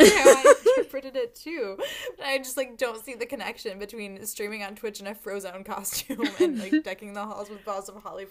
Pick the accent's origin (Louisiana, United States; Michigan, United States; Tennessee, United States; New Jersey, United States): Michigan, United States; Dexter; my hometown of Dexter, Michigan. Dexter, Michigan did not churn out five-star recruits back in my day